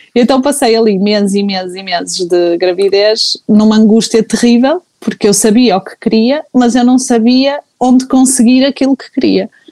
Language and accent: Portuguese; Porto, Norte, Portugal; sou do Porto